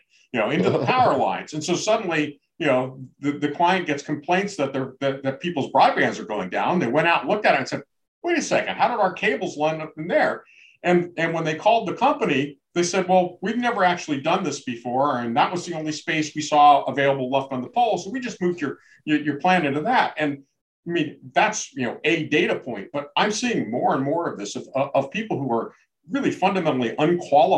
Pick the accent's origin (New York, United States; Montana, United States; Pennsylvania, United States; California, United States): Montana, United States; Big Sky country; I come from the West. I come from Big Sky country.